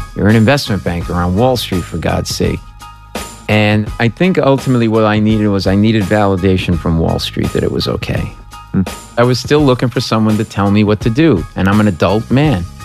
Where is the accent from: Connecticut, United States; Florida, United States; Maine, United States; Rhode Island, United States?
Rhode Island, United States; Providence; moved away as an adult; I was a middle-class kid from, I am from Providence, Rhode Island